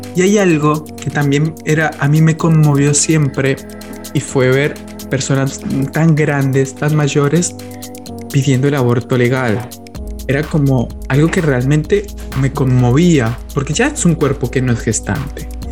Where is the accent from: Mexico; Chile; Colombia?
Colombia; moved away as an adult; now in Argentina; Yo soy colombiano, yo vine a vivir a la Argentina hace más o menos 13 años